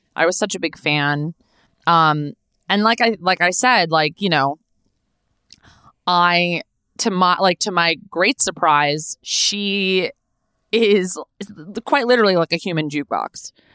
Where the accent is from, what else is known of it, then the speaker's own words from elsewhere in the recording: Los Angeles, California, United States; I was born and raised here. I was born in Tarzana, California. I grew up in the Valley.